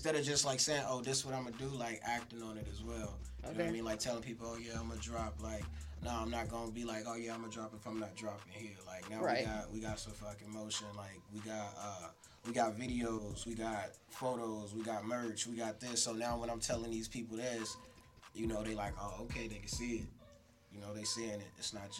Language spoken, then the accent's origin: English; Birmingham, Alabama, United States; moved away; But yeah, I'm from Birmingham, Alabama. Came out here. I've been out here for like 18 years altogether.